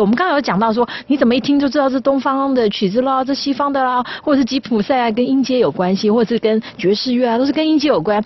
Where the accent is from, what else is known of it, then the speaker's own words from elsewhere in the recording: Taiwan; 我觉得说身为一个台湾人，我一定是用我熟悉的古典音乐的这个语汇，然后要把台湾的景象带出去